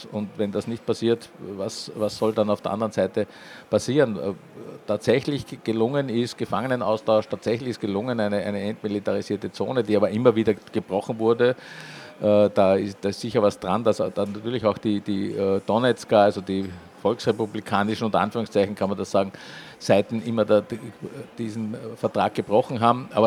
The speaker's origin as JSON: {"language": "German", "region": "Vienna", "country": "Austria", "accent": "Viennese", "said": "Wir sind ein Wiener Verlag, für die, die es jetzt noch nicht gehört haben in meinem Idiom, aber es war wahrscheinlich nicht so schwer, das herauszuhören."}